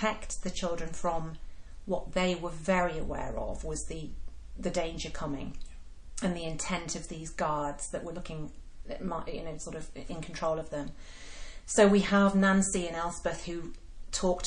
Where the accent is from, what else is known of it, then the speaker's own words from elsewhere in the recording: Yorkshire and the Humber, United Kingdom; me growing up in Yorkshire